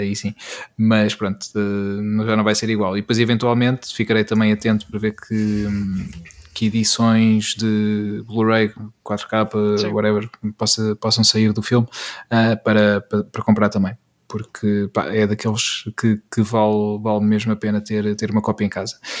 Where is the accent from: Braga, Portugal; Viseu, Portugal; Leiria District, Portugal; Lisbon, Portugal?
Leiria District, Portugal; Peniche; born or raised there